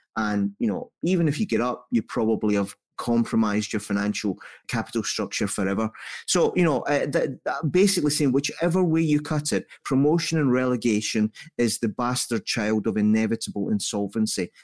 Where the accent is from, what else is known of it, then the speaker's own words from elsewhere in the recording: Scotland, United Kingdom; So I'm Scottish only in upbringing.